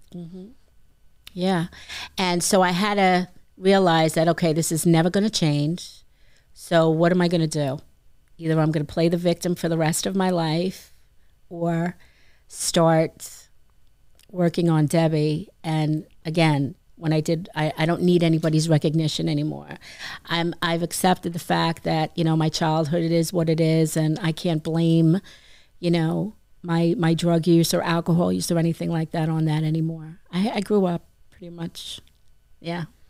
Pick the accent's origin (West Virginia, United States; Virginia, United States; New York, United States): New York, United States; Franklin Square; also born or lived in Ozone Park, New York / Laurel Hollow, New York; I was raised in Franklin Square and spent my weekends in Ozone Park